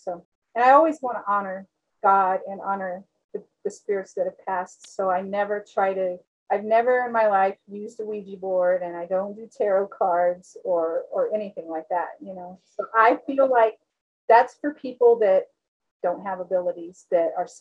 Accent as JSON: {"language": "English", "region": "Texas", "country": "United States", "said": "I'm from Texas"}